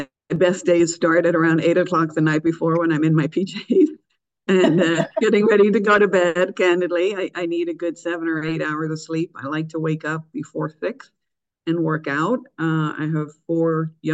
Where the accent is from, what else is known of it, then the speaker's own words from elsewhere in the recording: Dublin, Leinster, Ireland; moved away as an adult; also born or lived in New York City; now in United States; I'm actually from Dublin, Ireland. So I'm an immigrant to the U.S. I moved here after graduating from University College of Dublin in 1994 to New York City from Dublin